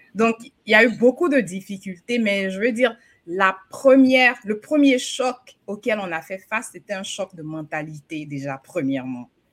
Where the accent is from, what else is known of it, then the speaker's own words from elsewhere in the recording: Côte d’Ivoire; now in United States; chez nous, en Côte d'Ivoire